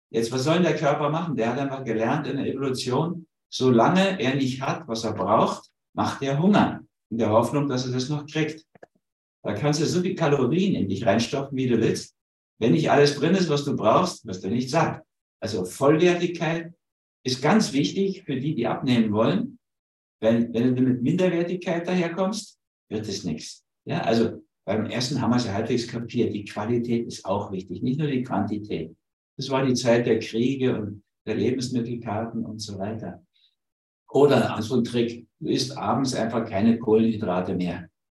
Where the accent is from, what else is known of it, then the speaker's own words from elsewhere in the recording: Berlin, Germany; also born or lived in Hamburg; ich bin ja Berliner, also in Berlin geboren, sondern Mischung aus Hamburg und Berlin.